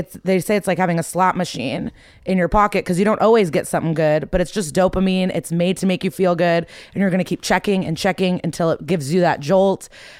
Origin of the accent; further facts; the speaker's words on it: Skokie, Illinois, United States; I grew up in the suburbs of Chicago, like the Nor